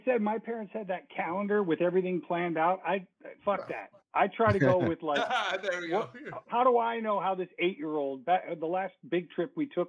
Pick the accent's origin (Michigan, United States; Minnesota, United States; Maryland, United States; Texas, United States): Minnesota, United States; born there; And I was born in Minnesota, and all my siblings were born in Minnesota, come to think of it. So we're all Minnesota people, but we moved to Florida.